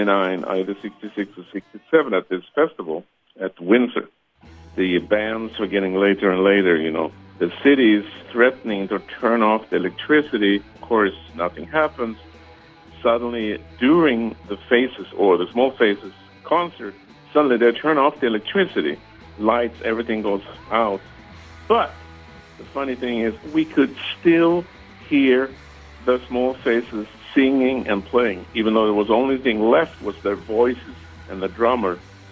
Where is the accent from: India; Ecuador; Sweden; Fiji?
Sweden; English is a second language; now in Emeryville, United States; I live in nowadays in Emeryville, outside of San Francisco. I grew up in Sweden.